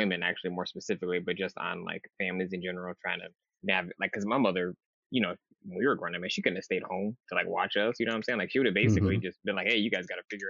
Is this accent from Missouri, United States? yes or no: no; Battle Creek, Michigan, United States; moved away; also born or lived in Lansing, Michigan; I'm originally from Michigan